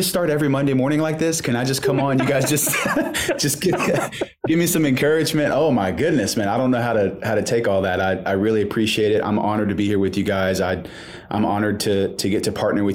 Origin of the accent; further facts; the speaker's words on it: Shreveport, Louisiana, United States; now in Texas, United States; I was born and raised in Shreveport, and so that's northwest Louisiana